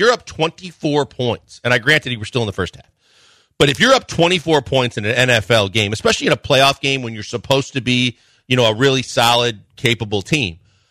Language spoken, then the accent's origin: English; Midwest, United States; now in Houston, United States; In the Midwest, we grew up on French onion dip.